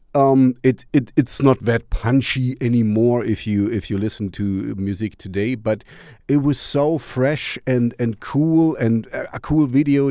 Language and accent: English; East Germany, Germany; English is a second language; I grew up in East Germany